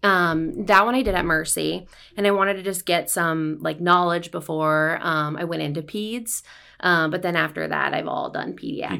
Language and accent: English; Ottumwa, Iowa, United States; I'm from Ottawa, Iowa. Um, I grew up there